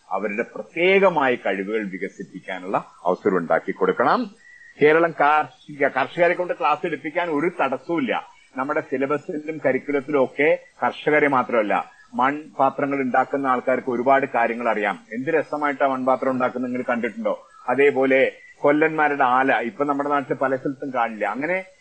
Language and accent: Malayalam; Pattambi, Kerala, India; എന്റെ നാട് പട്ടാമ്പി